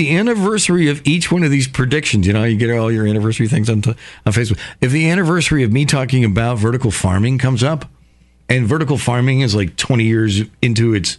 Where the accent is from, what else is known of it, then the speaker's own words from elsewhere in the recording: Somers, Connecticut, United States; I grew up in Somers, Connecticut, small town.